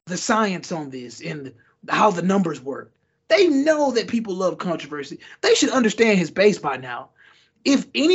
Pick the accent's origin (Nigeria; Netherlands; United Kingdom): Nigeria; as being Nigerian